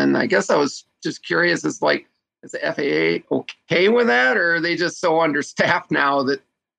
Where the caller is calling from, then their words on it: New Hampshire, United States; I'm across the river in New Hampshire.